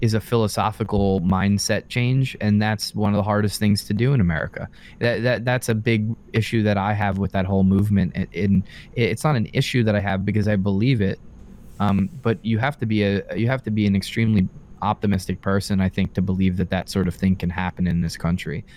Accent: Long Island, New York, United States; where I grew up on Long Island.

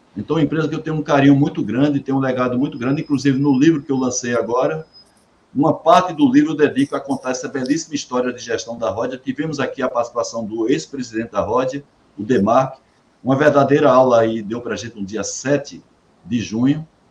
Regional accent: Campina Grande, Paraíba, Brazil; Campina Grande, Paraíba, minha terra

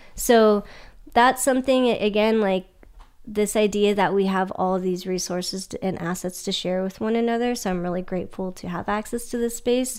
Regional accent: Sacramento, California, United States; moved away; I'm originally from Sacramento

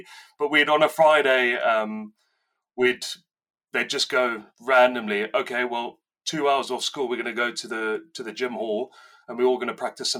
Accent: South Africa; now in Newton Abbot, United Kingdom; 1988, the year I was born. Now, so I got into rugby. I grew up in South Africa, and in South Africa, it's a rugby mad country.

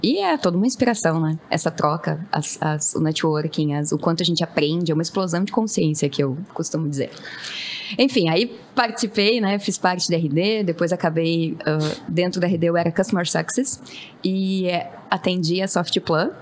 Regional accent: Rio Grande do Sul, Brazil; sou gaúcha

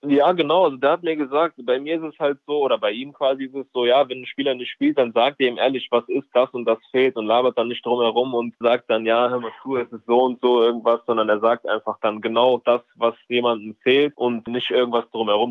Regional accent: Leverkusen, North Rhine-Westphalia, Germany; ich bin in Deutschland geboren, also in Leverkusen aufgewachsen.

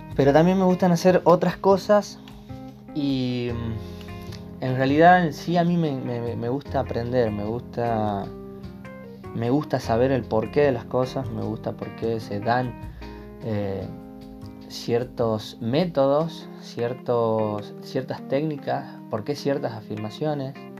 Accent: Termas de Río Hondo, Santiago del Estero, Argentina; soy de Termes Riondo, Santiago del Estero, Argentina

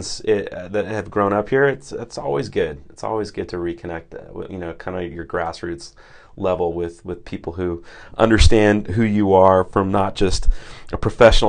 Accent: King City, California, United States; moved away as an adult; also born or lived in Midwest / New England; I'm a Midwestern baby, but my family moved out here when I was four to Monterey, this city of King, Monterey. So I've been local for a long time

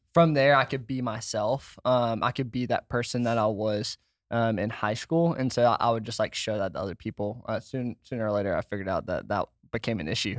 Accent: Washington, United States; moved away as an adult; I grew up in Washington

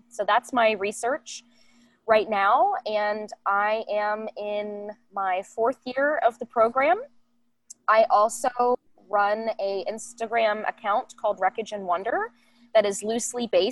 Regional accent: Northern Kentucky, United States; also born or lived in Columbus, Ohio; I spent the majority of my life in Northern Kentucky

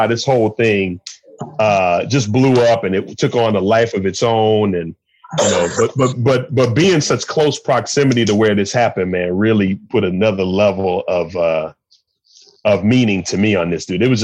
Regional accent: Chicago, Illinois, United States; moved away as an adult; now in Minneapolis, United States; I'm from Chicago, but I live in Minneapolis now

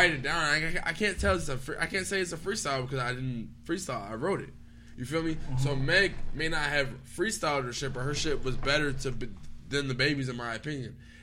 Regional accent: East Coast, United States; we're from the East Coast

